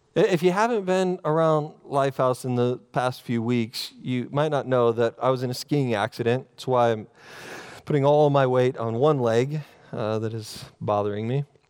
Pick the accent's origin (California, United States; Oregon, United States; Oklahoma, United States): Oregon, United States; growing up in Oregon